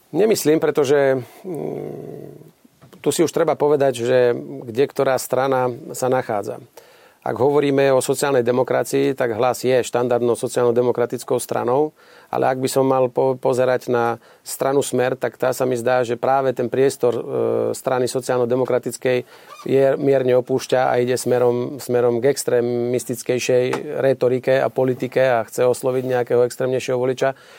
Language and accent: Slovak; Slovakia; hrdo sa hlásime k tomu, že sme Slováci